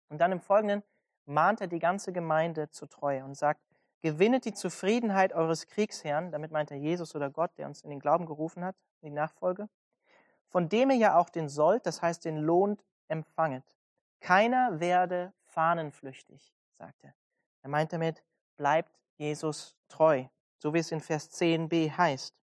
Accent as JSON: {"language": "German", "country": "Germany", "said": "als Deutsche"}